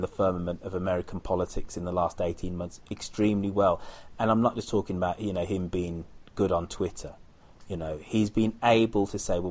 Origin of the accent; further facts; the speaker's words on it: United Kingdom; now in United States; I am British